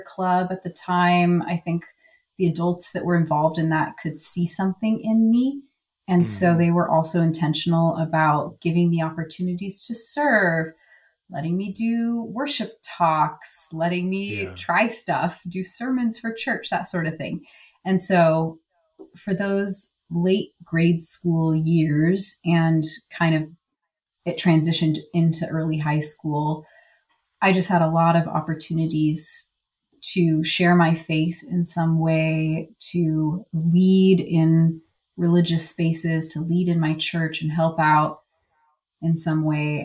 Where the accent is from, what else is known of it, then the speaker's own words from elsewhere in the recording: close to Seattle area, Washington, United States; I grew up in Washington State, close to Seattle area